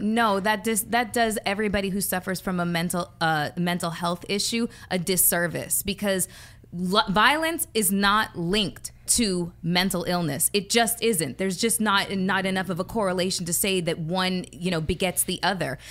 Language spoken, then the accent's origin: English; Canada; I'm Canadian